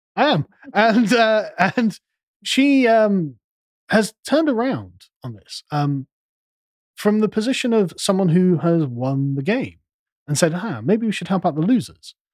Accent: United Kingdom; because we're British

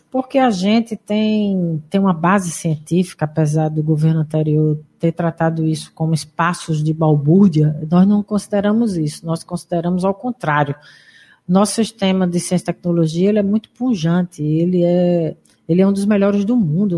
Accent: Pernambuco, Brazil; moved away; estou aqui na minha terra.

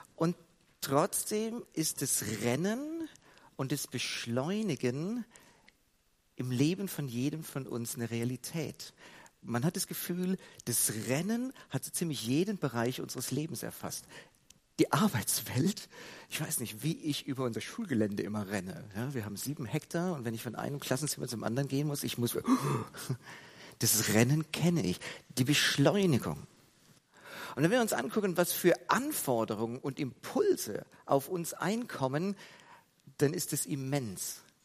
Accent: Heidelberg, Baden-Württemberg, Germany; dass ich in der Gemeinde aufgewachsen bin in Heidelberg

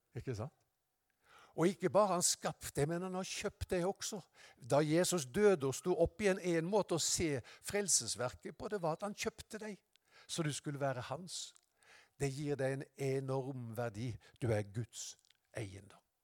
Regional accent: Haugesund, Rogaland, Norway; Jeg var hjemme i Haugesund, i Misjonskirka.

